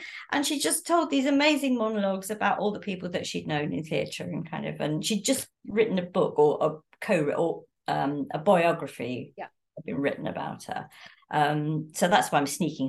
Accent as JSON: {"language": "English", "region": "London", "country": "United Kingdom", "tie": "born or raised there", "said": "I was born in London."}